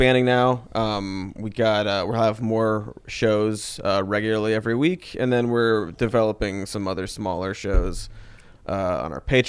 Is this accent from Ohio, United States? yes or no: yes; Ohio, United States; moved away as an adult; also born or lived in Maine / South Carolina; now in Los Angeles, United States; I'm from the Midwest.